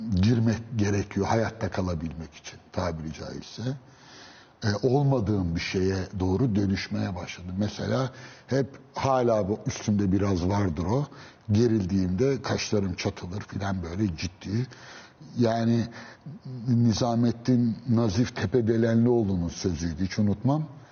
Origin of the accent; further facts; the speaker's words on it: Istanbul, Turkey; ben Üsküdar doğma büyümeyim.